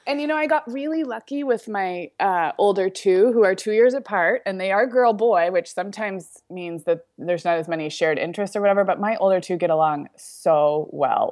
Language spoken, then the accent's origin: English; Santa Barbara, California, United States; moved away as an adult; We just were kind of tourists in my own hometown this week